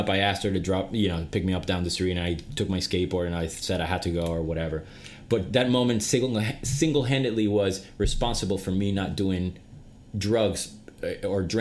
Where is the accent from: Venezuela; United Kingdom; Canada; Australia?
Venezuela; moved away; back, as you know, I'm from Venezuela.